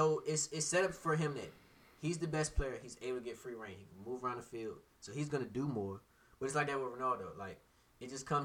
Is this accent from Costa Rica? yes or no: yes; Costa Rica; I kind of that's my home country.